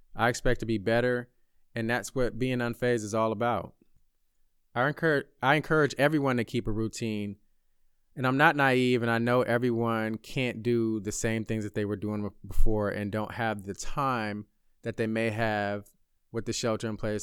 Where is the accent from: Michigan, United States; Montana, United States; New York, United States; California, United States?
California, United States; Bay Area; moved away as an adult; my hometown of the Bay Area